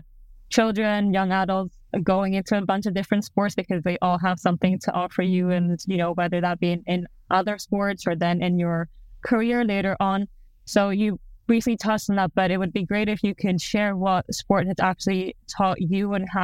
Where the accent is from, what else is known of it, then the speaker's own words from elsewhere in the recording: Greece; moved away; I grew up in Greece